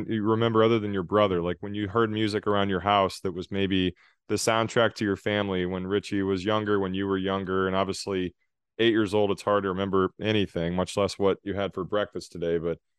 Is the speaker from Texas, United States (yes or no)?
yes; South Texas, United States; I grew up in South Texas, and we had a lot of Tejano music.